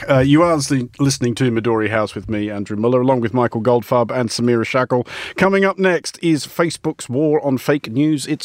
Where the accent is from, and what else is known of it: Australia